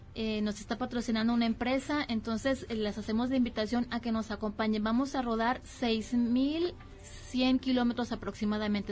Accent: La Paz, Baja California Sur, Mexico; moved away; yo soy originaria de La Paz, Baja California

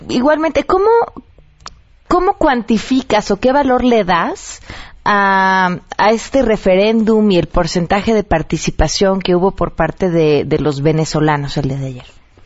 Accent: Mexico; quiénes somos como mexicanos

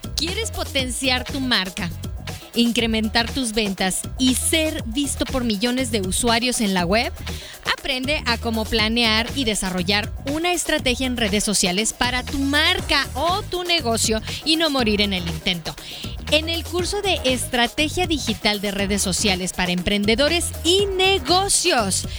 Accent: Chihuahua, Mexico; now in Guadalajara, Mexico; el lugar en donde crecí, allá, allá por Chihuahua

